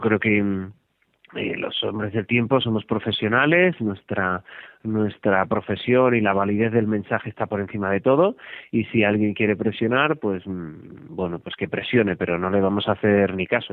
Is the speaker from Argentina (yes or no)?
no; Barcelona, Catalonia, Spain; Yo soy de Barcelona